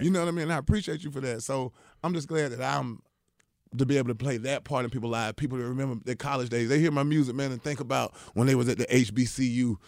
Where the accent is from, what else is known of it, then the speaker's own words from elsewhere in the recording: Atlanta, Georgia, United States; also born or lived in Augusta, Georgia; I'm from Atlanta